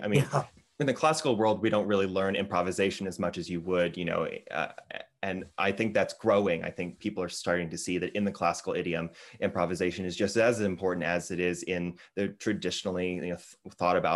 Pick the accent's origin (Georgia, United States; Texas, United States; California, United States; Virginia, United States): Georgia, United States; Marietta; Marietta, Georgia, which is my hometown